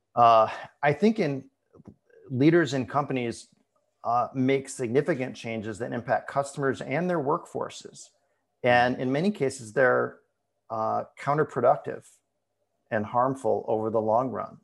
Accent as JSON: {"language": "English", "town": "Ann Arbor", "region": "Michigan", "country": "United States", "tie": "born or raised there", "moved": "yes", "lives_now": "Portland, United States", "said": "I'm actually gonna be moving soon back to my hometown of Ann Arbor, Michigan"}